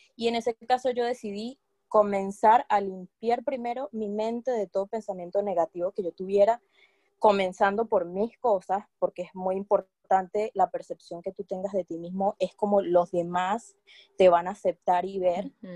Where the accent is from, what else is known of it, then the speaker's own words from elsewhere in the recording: Barquisimeto, Lara, Venezuela; moved away as an adult; now in London, United Kingdom; yo también soy venezolana, soy guara del estado Lara de Barquisimeto